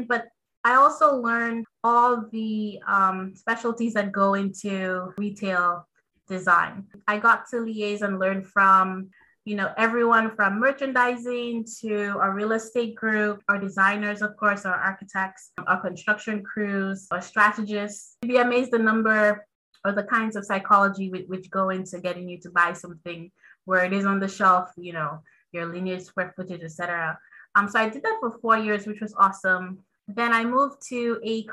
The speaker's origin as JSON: {"language": "English", "country": "Dominica", "tie": "born or raised there", "said": "a kid growing up on Dominica. I'm from the Caribbean, from the Commonwealth of Dominica to be specific."}